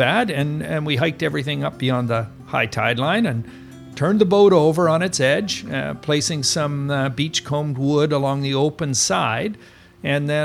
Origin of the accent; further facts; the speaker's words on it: Tofino, British Columbia, Canada; when I was growing up in Tofino, it was really, as I say, it was a pioneer village